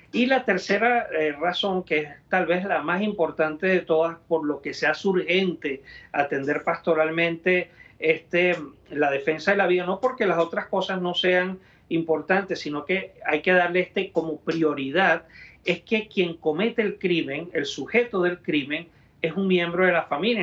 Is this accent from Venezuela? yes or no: yes; Venezuela; moved away as an adult; now in United States; en Venezuela, donde yo nací y crecí y ejercí los primeros años de mi ministerio sacerdotal